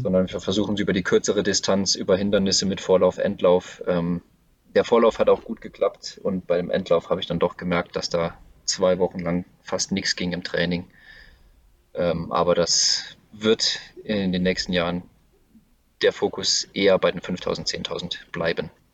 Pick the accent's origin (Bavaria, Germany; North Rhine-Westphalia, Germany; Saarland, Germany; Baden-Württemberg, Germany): Saarland, Germany; Saarbrücken; moved away as an adult; now in Karlsruhe, Germany; Ich bin in Saarbrücken geboren. Ich habe den größten Teil ja. meines Lebens mhm. in Saarbrücken gewohnt